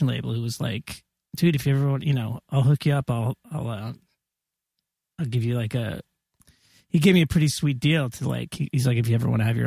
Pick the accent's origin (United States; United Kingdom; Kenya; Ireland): United States; Massachusetts; growing up in Massachusetts